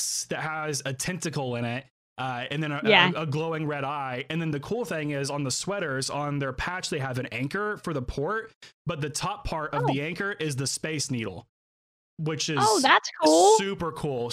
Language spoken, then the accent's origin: English; United States; I'm as American as everybody else